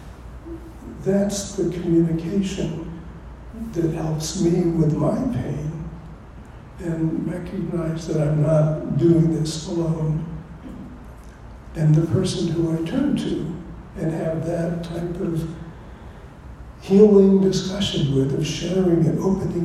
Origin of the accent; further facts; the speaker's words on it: California, United States; I come from California, which is the West